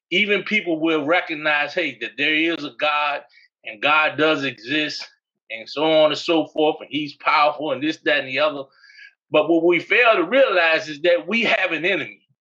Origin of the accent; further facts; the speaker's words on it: New York, United States; also born or lived in Massachusetts; as I was growing up in New York and Massachusetts, when I moved to Virginia.